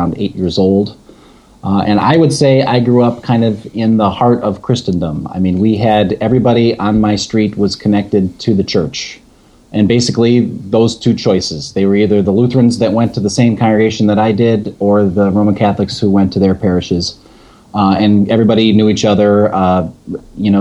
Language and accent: English; Palatine, Illinois, United States; I grew up outside of Chicago in a town called Palatine